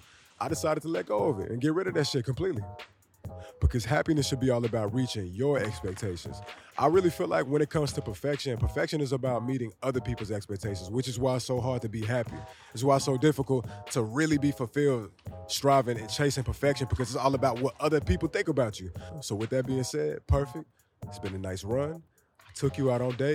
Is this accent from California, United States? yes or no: no; Dallas, Texas, United States; moved away as an adult; now in New York City, United States; I'm from Dallas, Texas. I was born and raised in Dallas.